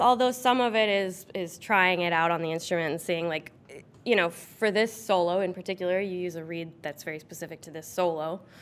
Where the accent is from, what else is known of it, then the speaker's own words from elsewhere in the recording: New Canaan, Connecticut, United States; I grew up in New Canaan, Connecticut